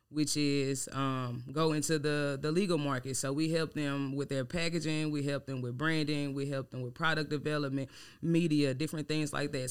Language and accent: English; Louisiana, United States; now in Dallas, United States; I'm from Louisiana